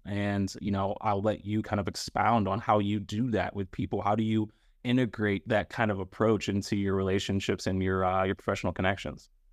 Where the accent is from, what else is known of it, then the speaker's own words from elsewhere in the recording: Northeast Ohio, United States; Paige and I are both from the three three oh, so if people don't know that, we're both from Northeast Ohio